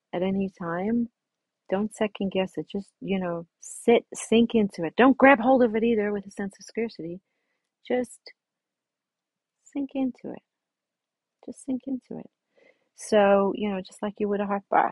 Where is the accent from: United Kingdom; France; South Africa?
South Africa; as a little girl growing up in South Africa on a beach